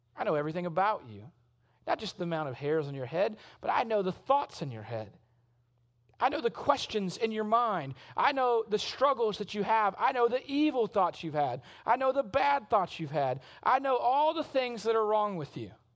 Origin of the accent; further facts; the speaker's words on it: South Mississippi, United States; also born or lived in Shreveport, Louisiana / Arkansas; I was born in Shreveport, Louisiana, but I grew up in South Mississippi, but my family is all from Arkansas